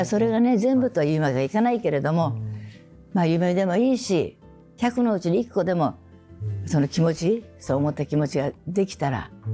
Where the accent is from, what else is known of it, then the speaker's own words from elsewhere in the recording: Kumamoto, Japan; moved away; 私熊本で生まれてなかった歌い手になってません